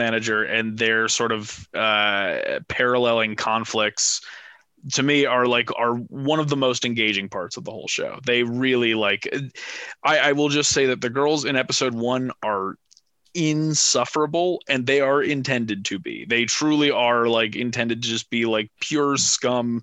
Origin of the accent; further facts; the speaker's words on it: Manhattan Beach, California, United States; I grew up in Manhattan Beach